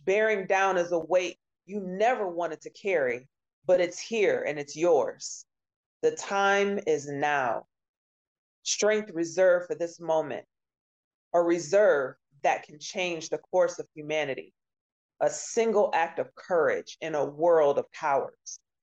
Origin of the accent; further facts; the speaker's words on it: Maryland, United States; moved away as an adult; also born or lived in Oklahoma; now in Detroit, United States; moved to Maryland and stayed in a couple different cities there graduated high school